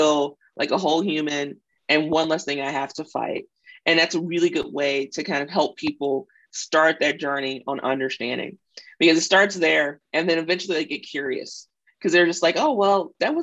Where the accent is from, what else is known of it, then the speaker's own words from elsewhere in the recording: Mississippi, United States; I grew up in a very conservative background too. So I'm from Mississippi